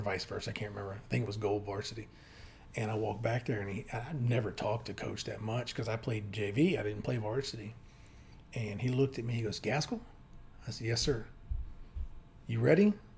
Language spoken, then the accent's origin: English; Hampton, Virginia, United States; moved away as an adult; also born or lived in Windsor, Virginia / Texas / Richmond, Virginia; I grew up in Hampton, Virginia